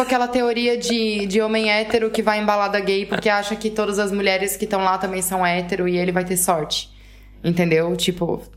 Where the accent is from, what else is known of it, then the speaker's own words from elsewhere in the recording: Brazil; now in Portugal; eu sou brasileira